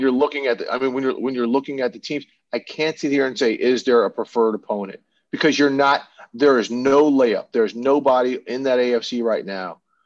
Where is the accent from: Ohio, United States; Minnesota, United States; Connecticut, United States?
Minnesota, United States; Minneapolis; I grew up in Minneapolis, Minnesota